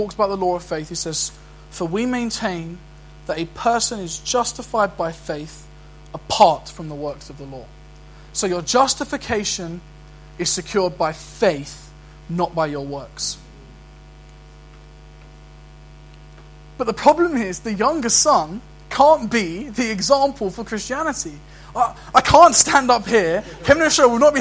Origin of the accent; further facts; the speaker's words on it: London, United Kingdom; I can try and act like an Aberdonian, but I'm a Londoner. And that's my identity, regardless.